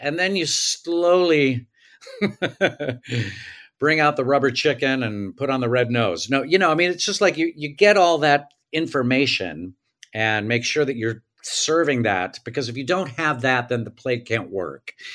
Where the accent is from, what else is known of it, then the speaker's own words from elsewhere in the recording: Tulsa, Oklahoma, United States; I grew up in Tulsa